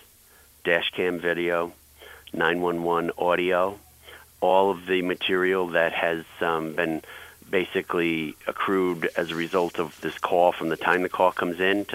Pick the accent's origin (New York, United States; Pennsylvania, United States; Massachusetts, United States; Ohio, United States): New York, United States; as a New Yorker